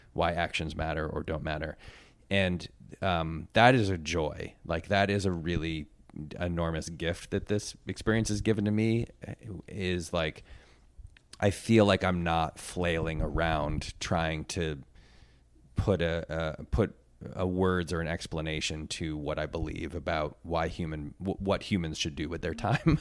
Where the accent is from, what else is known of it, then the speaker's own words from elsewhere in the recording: Connecticut, United States; I'm from Connecticut